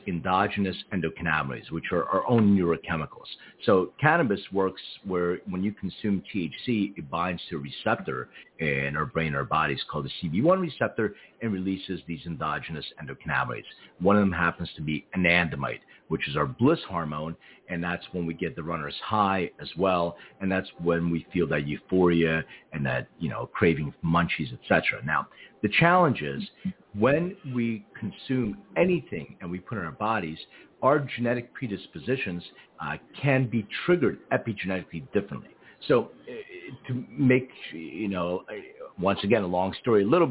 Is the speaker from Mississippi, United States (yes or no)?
no; Philadelphia, Pennsylvania, United States; now in Los Angeles, United States; when I was a real little kid, I grew up in Philadelphia